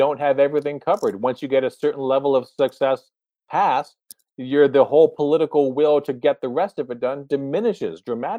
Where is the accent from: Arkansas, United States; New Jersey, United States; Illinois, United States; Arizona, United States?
New Jersey, United States; I come from New Jersey. Are you kidding? One of the most corrupt governments in the world.